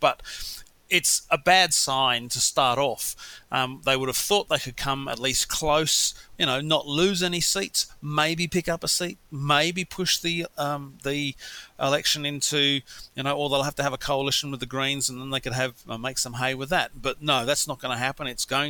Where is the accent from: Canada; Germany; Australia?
Australia; Western Australia; moved away; Albeit, you know, I grew up in Western Australia, which didn't have many railway lines, and where it did, there was only a limited number of level crossings left.